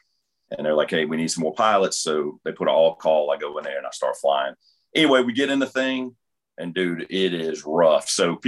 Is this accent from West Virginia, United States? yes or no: no; New Orleans, Louisiana, United States; also born or lived in Mississippi; I grew up in New Orleans. You know, one day my dad's like, hey, we're moving to Mississippi.